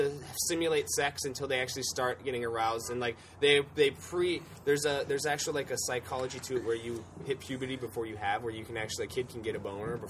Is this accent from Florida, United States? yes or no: yes; Florida, United States; born or raised there; moved away